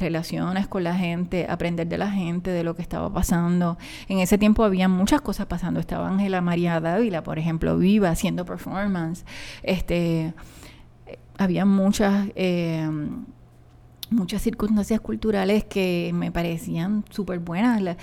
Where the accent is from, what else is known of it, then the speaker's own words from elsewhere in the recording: Puerto Rico; moved away as an adult; also born or lived in New York, United States; now in Cupey, Puerto Rico; de lo que yo conocía, que me habían enseñado en mi pueblo